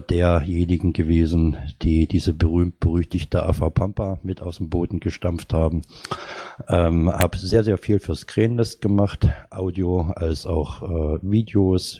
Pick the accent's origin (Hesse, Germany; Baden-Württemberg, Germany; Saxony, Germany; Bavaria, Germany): Saxony, Germany; moved away; also born or lived in North Rhine-Westphalia; bin gebürtiger Sachser